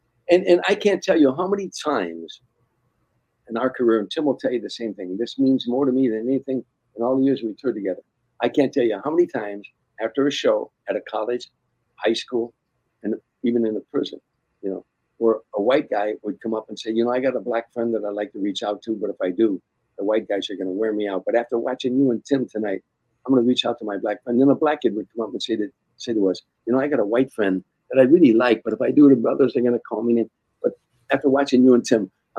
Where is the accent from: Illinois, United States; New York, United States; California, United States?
Illinois, United States; Harvey; moved away; 36 taverns in my hometown